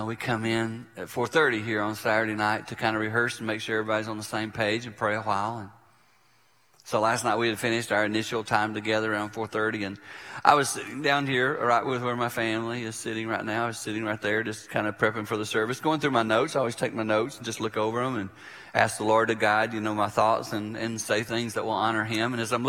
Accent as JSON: {"language": "English", "region": "South Carolina", "country": "United States", "tie": "born or raised there", "said": "growing up in South Carolina"}